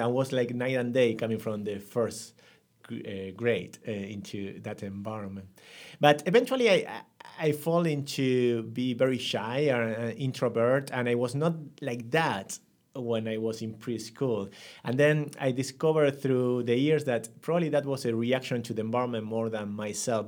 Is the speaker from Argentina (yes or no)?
yes; Buenos Aires, Argentina; English is a second language; grew up in a family of one brother, two sisters, uh, in Buenos Aires